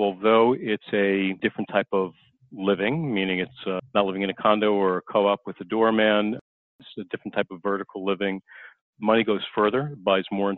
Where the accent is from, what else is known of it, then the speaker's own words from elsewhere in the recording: Long Island, New York, United States; I grew up on Long Island